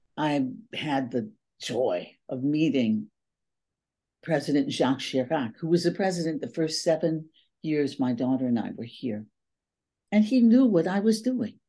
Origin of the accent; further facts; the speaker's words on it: East Palo Alto, California, United States; moved away as an adult; also born or lived in Oakland / San Diego; now in Paris, France; I grew up in a community called East Palo Alto